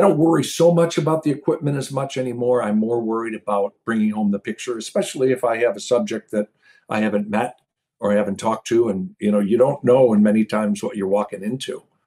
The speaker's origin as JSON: {"language": "English", "area": "outside of Detroit", "region": "Michigan", "country": "United States", "tie": "born or raised there", "moved": "yes", "said": "I grew up right outside of Detroit"}